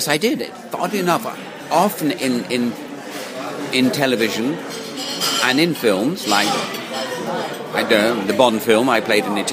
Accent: England, United Kingdom; first language English; also born or lived in France; I was a British subject, educated in England, but I was born in France and came over to England when I was 3 months old, so I spoke no other language but English.

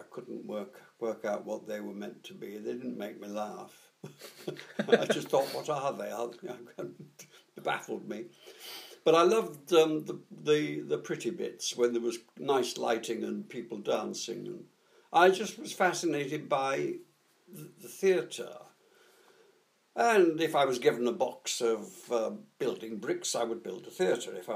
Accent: Middlesbrough, North East England, United Kingdom; I was born in Middlesbrough, up in northeast Yorkshire, which, of course, is very heavily industrial

